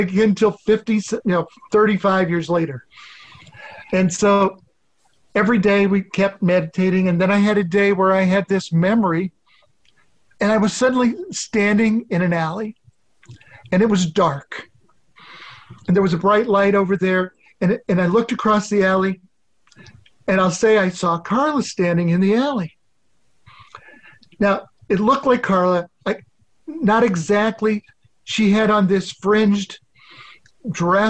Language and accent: English; Nebraska, United States; also born or lived in Boston; now in Ohio, United States; I was originally from Nebraska. Ended up in Ohio